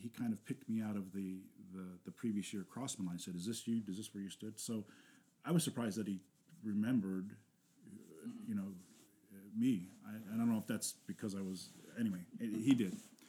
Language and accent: English; Washington, District of Columbia, United States; I grew up in Washington D.C., so it was about 150 miles south